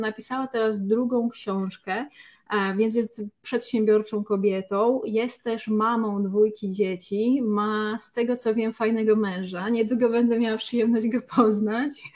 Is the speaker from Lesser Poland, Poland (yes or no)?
yes; Lesser Poland, Poland; z tej samej okolicy, z której pochodzę ja, czyli właśnie z Małopolski